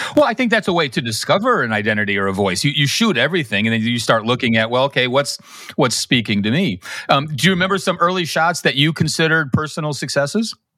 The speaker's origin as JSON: {"language": "English", "town": "Chicago", "region": "Illinois", "country": "United States", "tie": "born or raised there", "also_born_or_lived": "Kansas City", "moved": "yes", "said": "grew up in Chicago"}